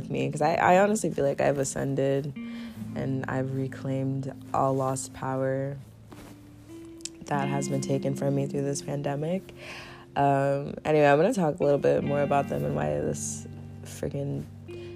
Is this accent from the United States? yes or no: no; Nigeria; I am from Nigeria